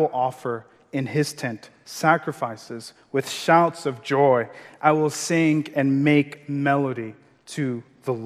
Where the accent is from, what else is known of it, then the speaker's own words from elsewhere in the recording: Maiduguri, Borno, Nigeria; English is a second language; moved away; growing up in Nigeria